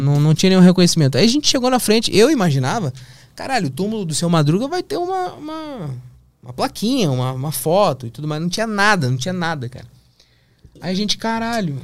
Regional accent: Porto Alegre, Rio Grande do Sul, Brazil; moved away; also born or lived in São Paulo; eu sou de Porto Alegre, eu tô aqui em São Paulo

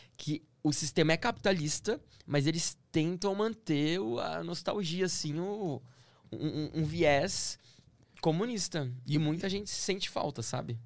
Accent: Campinas, São Paulo, Brazil; also born or lived in Stuttgart, Germany; Eu sou de Campinas

